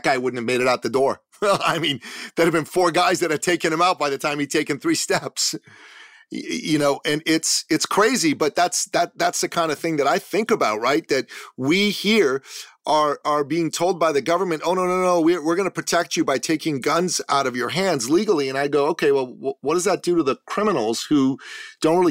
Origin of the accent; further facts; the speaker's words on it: Canada; I'm a Canadian